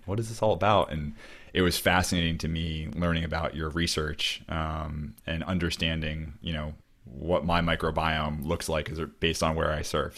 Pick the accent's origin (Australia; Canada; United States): United States; Cape Cod, Massachusetts; moved away; growing up where I grew up on Cape Cod